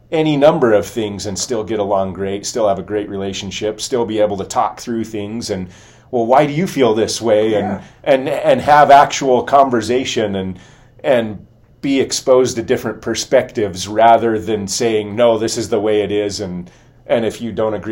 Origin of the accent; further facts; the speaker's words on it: California, United States; growing up in Southern California, like, uh-huh. there's, there's